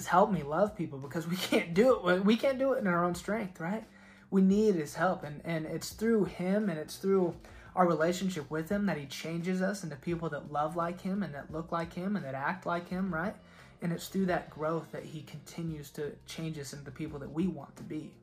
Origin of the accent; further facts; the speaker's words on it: Oklahoma, United States; I was from Oklahoma